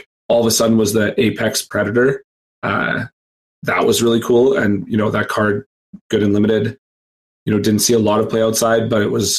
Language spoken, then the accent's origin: English; Canada; Being a Canadian